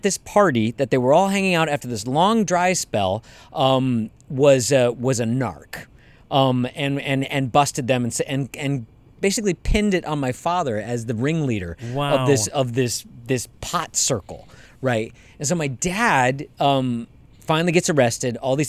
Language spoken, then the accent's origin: English; Canada; I'm Canadian, apparently.